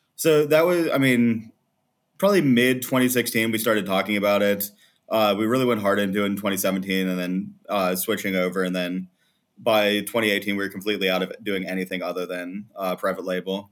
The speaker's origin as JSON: {"language": "English", "town": "Morgantown", "region": "West Virginia", "country": "United States", "tie": "born or raised there", "also_born_or_lived": "North Carolina", "moved": "as an adult", "lives_now": "Croatia", "said": "I was born in West Virginia"}